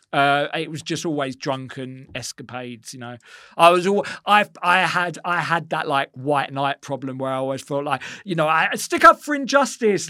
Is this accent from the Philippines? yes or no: no; Essex, East of England, United Kingdom; growing up in Essex